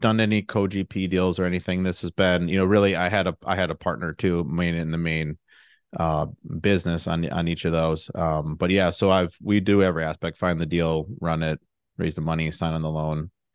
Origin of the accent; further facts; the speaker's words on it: Milwaukee, Wisconsin, United States; also born or lived in Madison, Wisconsin; I'm from the Milwaukee area, and I went to college at U W Madison